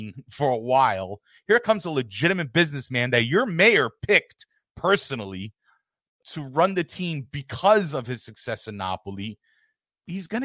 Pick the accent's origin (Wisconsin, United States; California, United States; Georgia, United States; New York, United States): New York, United States; New York City; I'm from New York City